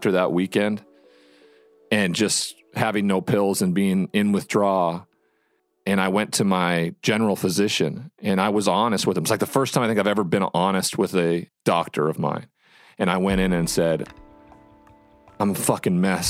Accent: Montana, United States; my home state of Montana

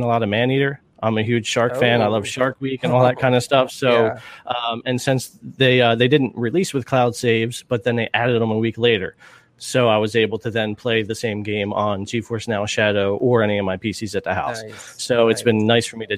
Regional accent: New Jersey, United States; I am from the East Coast, Jersey area

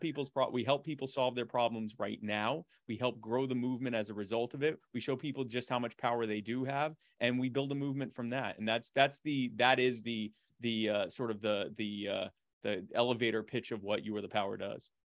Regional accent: Myrtle Beach, South Carolina, United States; also born or lived in Baltimore, Maryland; I was born in Baltimore, but we moved to Myrtle Beach when I was a kid

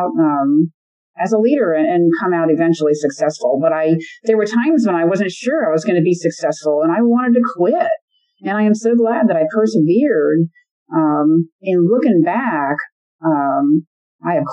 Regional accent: Ellicott City, Maryland, United States; I was born and raised in Ellicott City, Maryland

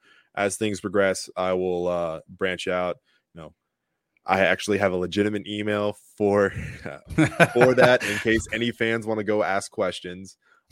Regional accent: Longwood, Florida, United States; my high school, Lyman High School in Longwood

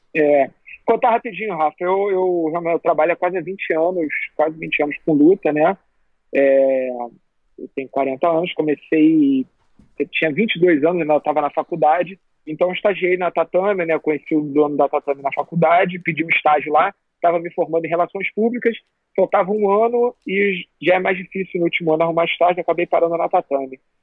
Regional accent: Rio de Janeiro, Brazil; eu aqui sou, do Rio, torço pro Flamengo

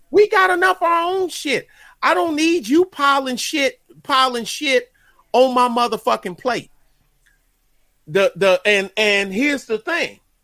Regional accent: New York City, New York, United States; I'm from Crown Heights, and my family is Jamaica.

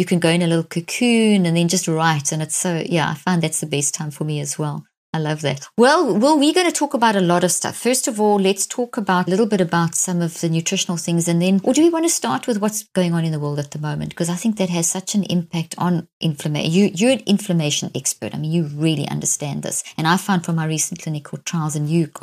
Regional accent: South Africa; growing up in South Africa in a very racist apartheid system

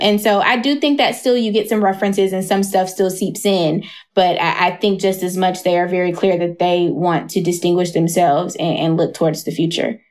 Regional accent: Atlanta, Georgia, United States; I moved away from Atlanta for a little bit

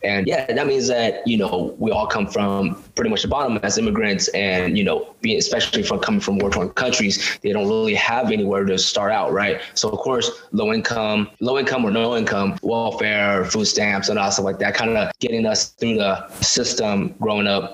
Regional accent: Stockton, California, United States; my hometown of my city of Stockton

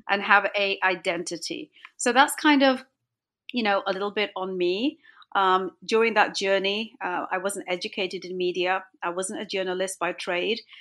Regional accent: England, United Kingdom; moved away; also born or lived in Toronto, Canada; My parents are from India. I was born and brought up in England.

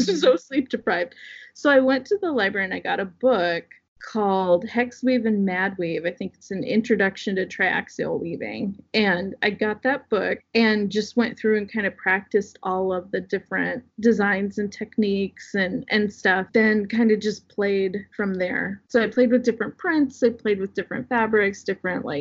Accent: Southwest Iowa, United States; I grew up in Southwest Iowa

